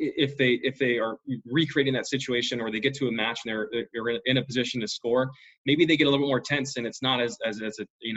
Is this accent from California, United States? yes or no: yes; Sacramento, California, United States; here in Sacramento, my hometown